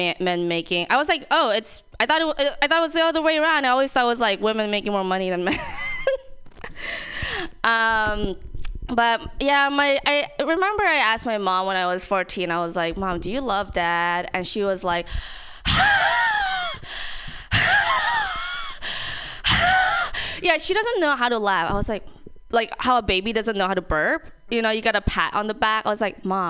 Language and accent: English; Thailand; now in San Francisco, United States; I'm Thai, born and raised